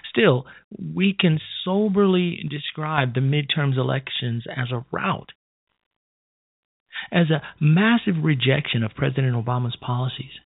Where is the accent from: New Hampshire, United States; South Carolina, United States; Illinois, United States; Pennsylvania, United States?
Illinois, United States; who became a mostly absentee state senator in my hometown of Illinois